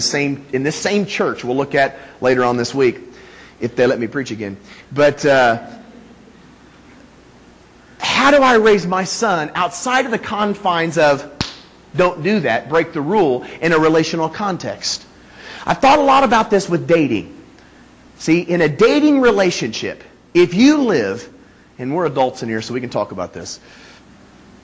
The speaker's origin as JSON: {"language": "English", "region": "Northeastern Indiana", "country": "United States", "tie": "born or raised there", "also_born_or_lived": "California", "moved": "yes", "said": "I was born in that little hole right there. Okay? Northeastern Indiana"}